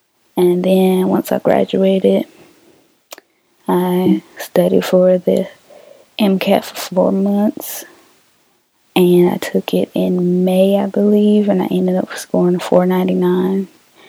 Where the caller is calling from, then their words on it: Tallahassee, Florida, United States; I'm calling from Tallahassee.